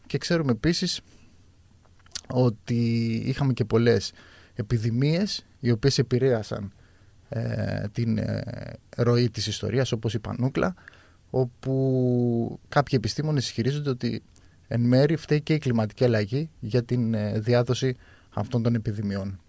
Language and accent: Greek; Chania, Crete, Greece; είμαι από τα Χανιά